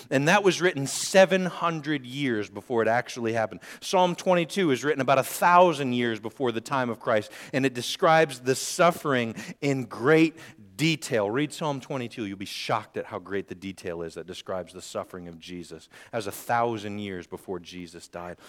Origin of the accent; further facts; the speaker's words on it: Northwest Indiana, United States; I grew up in Northwest Indiana